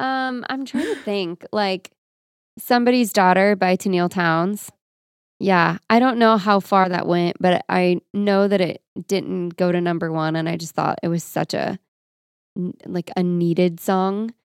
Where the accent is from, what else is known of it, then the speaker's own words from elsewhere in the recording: Florida, United States; Also, that's probably illegal, but I'm from Florida.